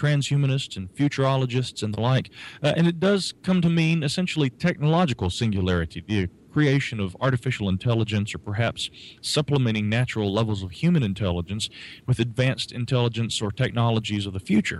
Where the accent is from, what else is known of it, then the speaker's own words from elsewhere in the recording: Asheville, North Carolina, United States; That is correct. Yeah, I am from Asheville, the sweet sunny south down here.